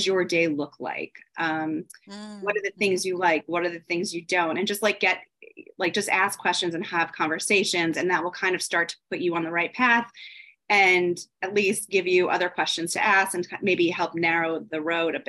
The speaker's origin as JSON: {"language": "English", "town": "Philadelphia", "region": "Pennsylvania", "country": "United States", "tie": "born or raised there", "also_born_or_lived": "North Carolina", "moved": "as an adult", "lives_now": "New York City, United States", "said": "I was raised in Philadelphia"}